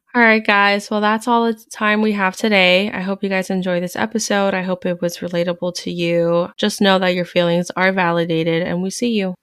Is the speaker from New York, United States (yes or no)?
no; Hudson County, New Jersey, United States; I'm actually from North, you know, North Jersey, Hudson County